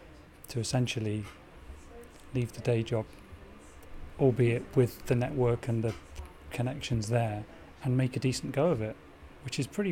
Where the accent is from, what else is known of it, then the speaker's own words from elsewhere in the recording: Loughborough, East Midlands, United Kingdom; the Loughborough connection, if that's all right, because it's my hometown.